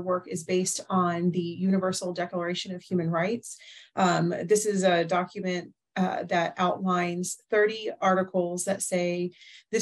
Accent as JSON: {"language": "English", "country": "United States", "said": "as an American"}